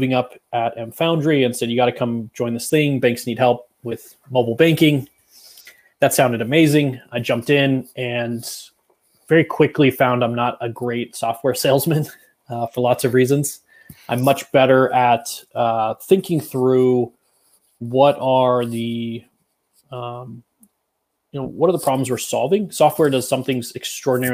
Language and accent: English; Northern California, United States; I was born and raised in Northern California, so heart of wine country